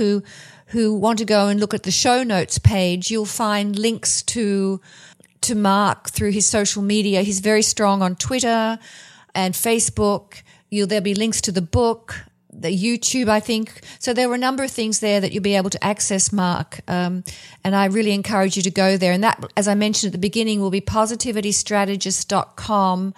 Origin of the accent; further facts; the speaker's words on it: Australia; Growing up in Australia with a lot of heat waves